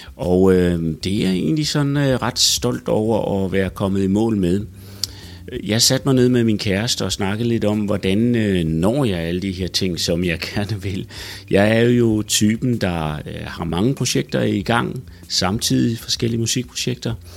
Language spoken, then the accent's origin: Danish; Odense, Southern Denmark, Denmark; min gamle hjemby Odense